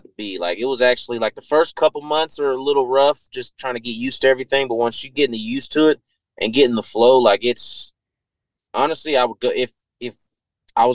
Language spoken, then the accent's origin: English; Georgia, United States; where I live at in my hometown, they filmed The Walking Dead out here